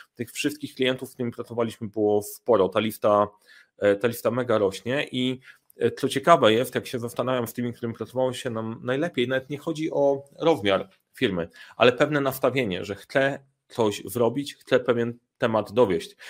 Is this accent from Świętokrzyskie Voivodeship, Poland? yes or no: yes; Sandomierz, Świętokrzyskie Voivodeship, Poland; moved away; jestem w Sandomierza